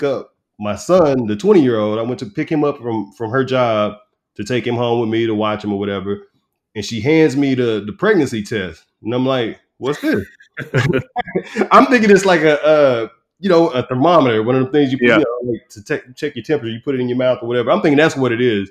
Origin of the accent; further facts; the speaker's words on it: Texas, United States; moved away as an adult; also born or lived in Newport News, Virginia; I started in my hometown